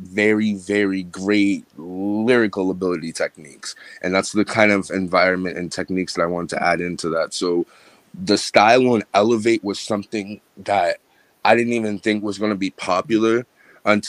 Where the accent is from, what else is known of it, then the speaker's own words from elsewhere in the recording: Boston, Massachusetts, United States; I'm an artist from Boston, Massachusetts